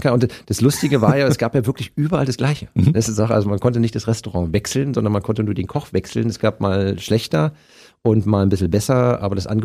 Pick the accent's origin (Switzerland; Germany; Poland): Germany; Berlin; Du bist genau wie ich Ostkind. Ich bin ja 1966